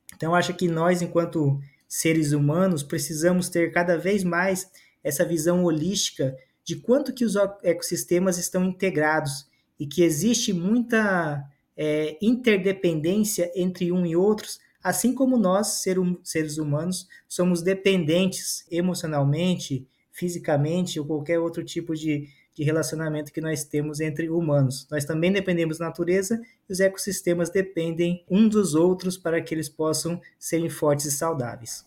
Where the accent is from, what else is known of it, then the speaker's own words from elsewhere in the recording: Amazon, Brazil; also born or lived in southern Brazil; eu vim do sul do Brasil para a Amazônia, ainda bebê, no colo da minha mãe